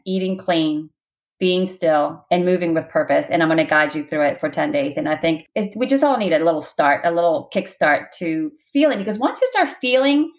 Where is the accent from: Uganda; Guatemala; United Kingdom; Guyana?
Guatemala; I am Spanish. I'm from Guatemala.